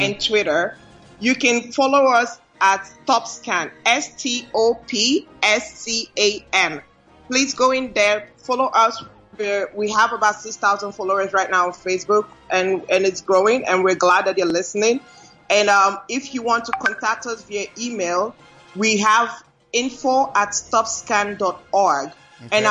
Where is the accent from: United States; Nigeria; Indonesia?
Nigeria; moved away; Nigeria because this is home